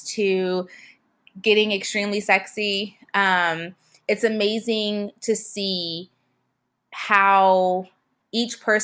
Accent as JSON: {"language": "English", "town": "Seattle", "region": "Washington", "country": "United States", "tie": "born or raised there", "also_born_or_lived": "Pensacola, Florida", "moved": "as an adult", "said": "I was born in Seattle"}